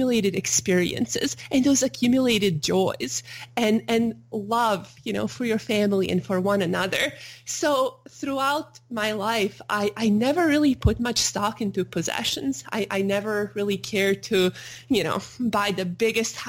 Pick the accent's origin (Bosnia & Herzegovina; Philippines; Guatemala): Bosnia & Herzegovina; Sarajevo, Federation of Bosnia and Herzegovina; moved away; I had a normal childhood growing up in Sarajevo, Bosnia